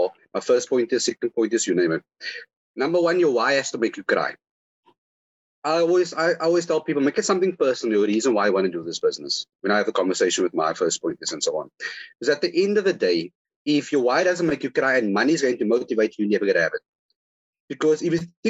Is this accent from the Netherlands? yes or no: no; Cape Town, Western Cape, South Africa; I was born in Constantia Hospital.